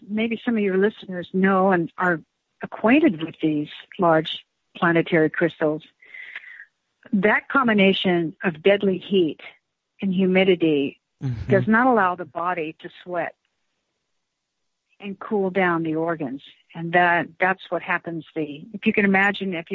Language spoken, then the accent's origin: English; El Paso, Texas, United States; moved away; my hometown of El Paso